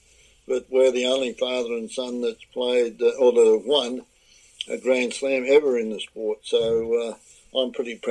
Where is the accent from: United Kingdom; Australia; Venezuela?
Australia; moved away as an adult; now in Florida, United States; So I'd go home to Australia tomorrow. I'm still Australian more than most Australians. I think I'm Australian through and through, and the green and gold.